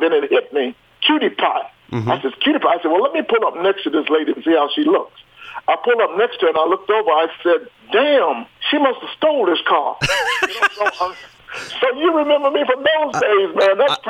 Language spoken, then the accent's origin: English; Atlanta, Georgia, United States; I live here in Atlanta. I'm from Atlanta.